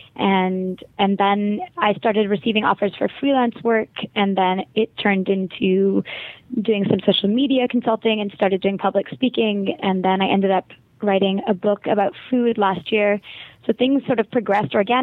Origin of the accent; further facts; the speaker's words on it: Montreal, Quebec, Canada; accent: Canadian; first language English; moved away; I am from Quebec. I'm from Montreal, but English is my first language.